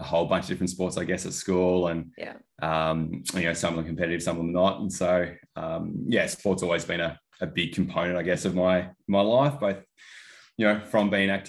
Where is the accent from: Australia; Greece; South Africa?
Australia; Hobart, Tasmania; also born or lived in Launceston; I'm from Hobart originally. Yeah, down south